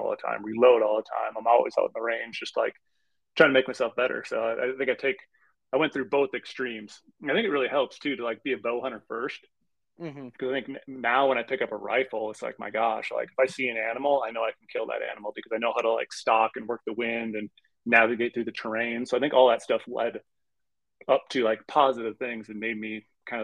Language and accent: English; Minnesota, United States; When I grew up rifle hunting in Minnesota